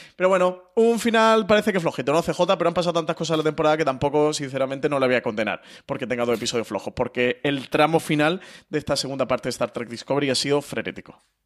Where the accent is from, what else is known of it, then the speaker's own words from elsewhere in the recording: Málaga, Andalusia, Spain; yo que soy malagueño